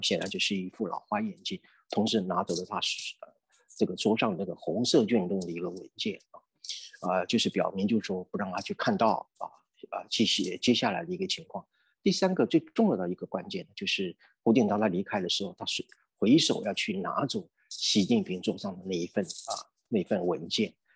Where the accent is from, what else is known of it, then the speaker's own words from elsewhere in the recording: Taiwan; 我们台湾人